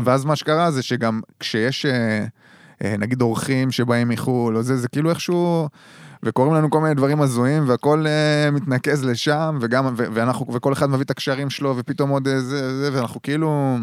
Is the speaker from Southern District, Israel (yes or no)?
no; Dor, Haifa District, Israel; moved away; יום שישי חוזר לצפון, זה המקום שלי שם, כאילו גדלתי כן. במושב דור